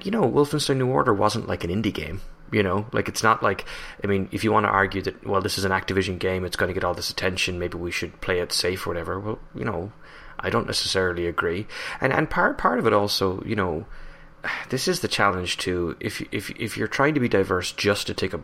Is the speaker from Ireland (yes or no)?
yes; Ireland; now in United States; an Irish national working in the US